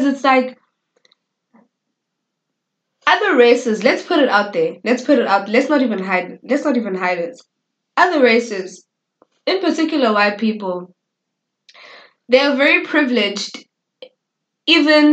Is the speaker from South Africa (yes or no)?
yes; South Africa